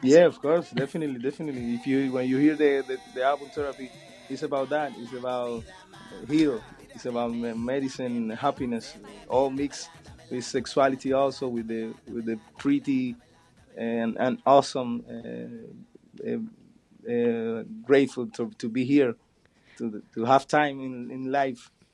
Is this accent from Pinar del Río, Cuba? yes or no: yes; Pinar del Río, Cuba; in Pinar del Río, my hometown